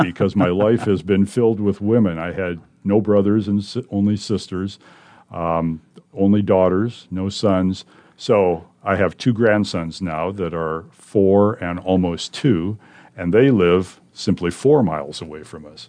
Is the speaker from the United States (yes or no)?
yes; Gayville, South Dakota, United States; moved away as an adult; now in Omaha, United States; I'm from South Dakota, Yankton County, South Dakota, actually. A small farming community named Gayville. I lived on a farm there, went to grade school in Gayville, went to high school in Yankton